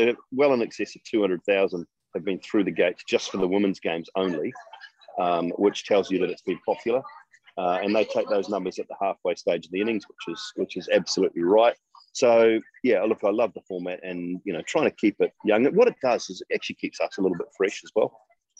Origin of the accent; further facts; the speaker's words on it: New Zealand; being a New Zealander